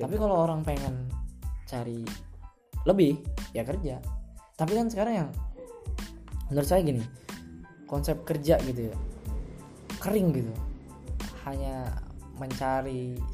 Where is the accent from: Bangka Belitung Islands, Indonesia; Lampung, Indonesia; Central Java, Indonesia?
Central Java, Indonesia; di desa aku aku di desa juga nggak